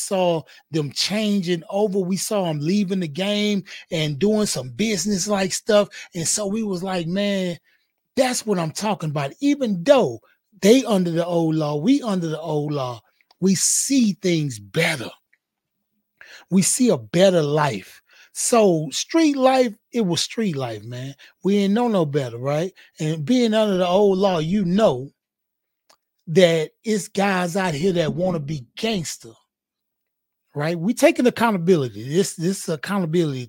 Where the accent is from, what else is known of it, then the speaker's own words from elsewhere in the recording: Houston, Texas, United States; I'm from Fifth Ward, Houston, Texas